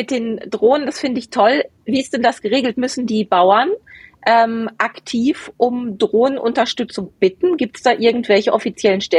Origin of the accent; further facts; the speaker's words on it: Bochum, North Rhine-Westphalia, Germany; Meine Heimat. Meine alte Heimat.